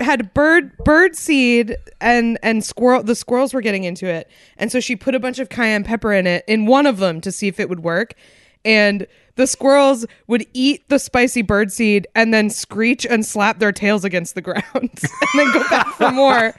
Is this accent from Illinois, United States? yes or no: no; Concord, New Hampshire, United States; literally to my hometown, a place that is under an hour away from Boston